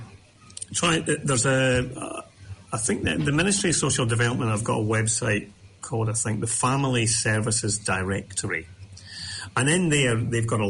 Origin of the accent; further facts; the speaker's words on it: Scotland, United Kingdom; I grew up in Scotland in the kind of the late 60s, early 70s